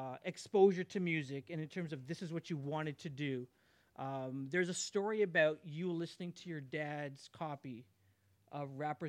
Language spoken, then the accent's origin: English; Toronto, Ontario, Canada; I'm from Scarborough